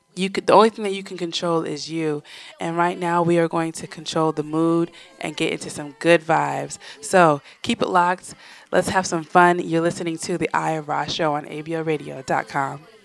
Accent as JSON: {"language": "English", "region": "Florida", "country": "United States", "tie": "born or raised there", "also_born_or_lived": "West Coast", "said": "although I was born on the West Coast, I was raised on the East Coast and spent all of my school years prior to real life in Florida and uh, between South Florida and Central Florida."}